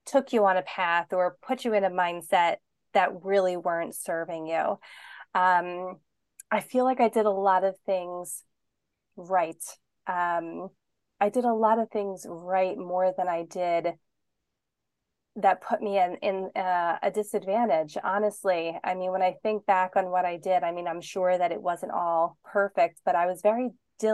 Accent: Pennsylvania, United States; moved away as an adult; I grew up in Pennsylvania and I was always there with my family. Like, I never moved away from home

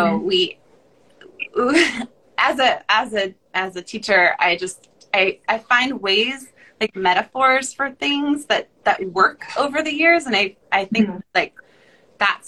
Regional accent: Oregon, United States; we're both from Oregon

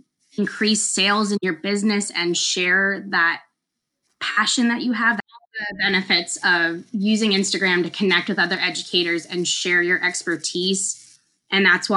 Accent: Pennsylvania, United States; moved away as an adult; also born or lived in North Carolina; I'm originally from Pennsylvania

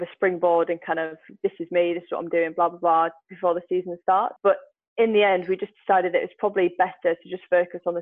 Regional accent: United Kingdom; I'm a girl from Britain

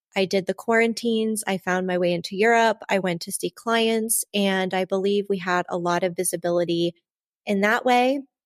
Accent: Ohio, United States; now in Florham Park, New Jersey, United States; I'm from Ohio

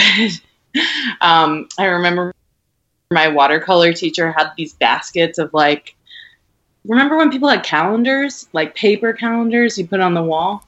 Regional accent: Rhode Island, United States; now in Brooklyn, United States; I grew up in Rhode Island. It's very small, mm-hmm. and I grew up in a tiny, tiny suburb in Rhode Island

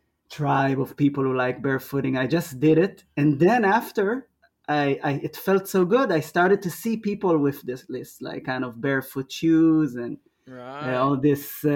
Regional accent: Israel; moved away as an adult; now in Melbourne, Australia; I'm from Israel. I'm 39. Came to Australia about 2 years ago

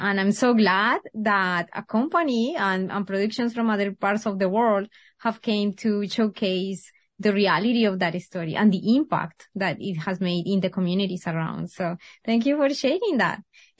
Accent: Colombia; moved away; I am originally from Colombia. So that's where I am from.

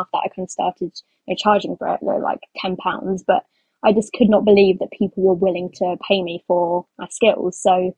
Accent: London, United Kingdom; So I'm from England, London.

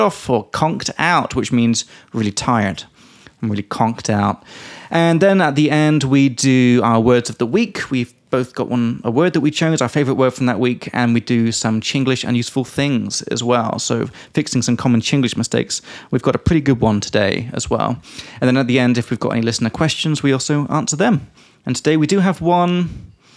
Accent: England, United Kingdom; from England

